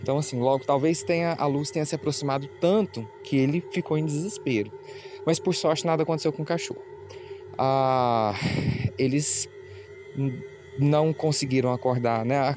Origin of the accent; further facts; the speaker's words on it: Anápolis, Goiás, Brazil; nós somos de Anápolis, que é uma cidade que fica próxima de Goiânia